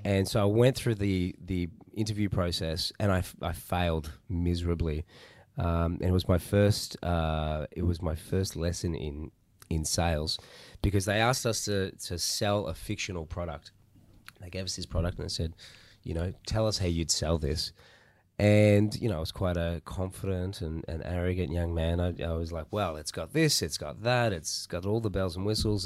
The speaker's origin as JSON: {"language": "English", "town": "Melbourne", "region": "Victoria", "country": "Australia", "tie": "born or raised there", "said": "I'm Melbourne born and bred. Uh, so I've been, I've been here for most of my life"}